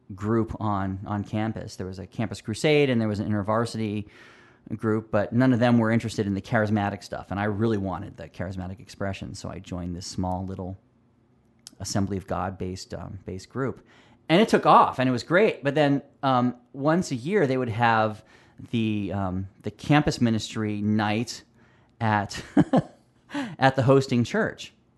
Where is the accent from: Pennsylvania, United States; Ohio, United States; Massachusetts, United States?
Pennsylvania, United States; also born or lived in California; now in Roseville, United States; moved me out of my beloved California to Pennsylvania. And so I grew up mostly in Pennsylvania, but I would spend my summers in California